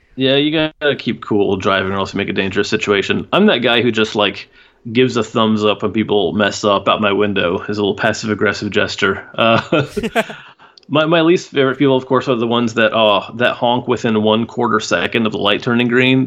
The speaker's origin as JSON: {"language": "English", "town": "Houston", "region": "Texas", "country": "United States", "tie": "born or raised there", "lives_now": "Austin, United States", "said": "I was born and raised in Houston, and I didn't move here until oh eight."}